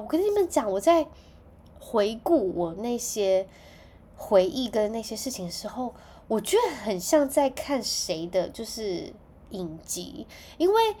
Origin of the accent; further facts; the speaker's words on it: Taichung, Taiwan; 其实我是住在台中，我小时候是住在台中市区的